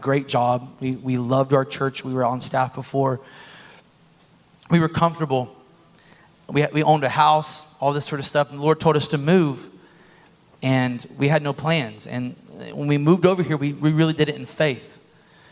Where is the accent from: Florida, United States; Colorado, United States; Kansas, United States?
Florida, United States; Bushnell; moved away; I am from Bushnell